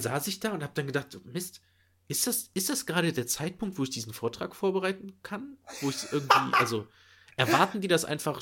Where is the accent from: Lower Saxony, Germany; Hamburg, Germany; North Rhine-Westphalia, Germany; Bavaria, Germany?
North Rhine-Westphalia, Germany; Nettetal; moved away; an meiner Heimat ähm, dran, also Nettetal.